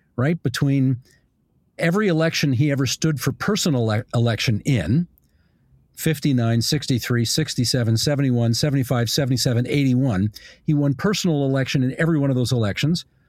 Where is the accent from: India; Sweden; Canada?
Canada; Hamilton, Ontario; I grew up on the West Mountain in Hamilton